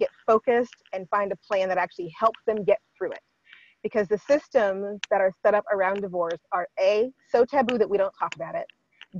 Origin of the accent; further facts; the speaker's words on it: Washington, United States; When I say I come from Washington, people like to go, oh, you lived in Seattle. No. I did not. I lived in the high desert. I lived in the foothills of the Cascade Mountains.